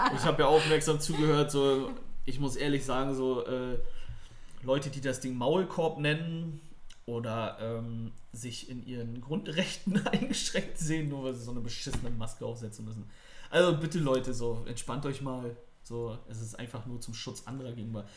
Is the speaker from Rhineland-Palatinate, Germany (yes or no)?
no; Neubrandenburg, Mecklenburg-Vorpommern, Germany; now in Berlin, Germany; meine alte Heimat Neubrandenburg.